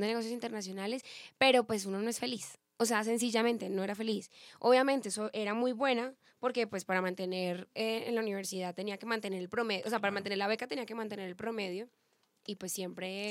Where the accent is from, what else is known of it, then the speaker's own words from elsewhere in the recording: Pereira, Risaralda, Colombia; now in Bogotá, Colombia; Yo soy de Pereira, entonces yo soy colombiana, mi mamá es de Cartagena, mi papá es de Bucaramanga y yo nací en Pereira, vivo en Bogotá